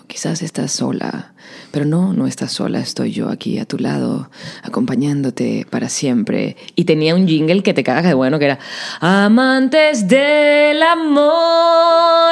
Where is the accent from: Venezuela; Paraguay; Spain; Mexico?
Venezuela; accent: Venezuelan; moved away as an adult; also born or lived in Puerto Rico; yo hablaba con mi acento venezolano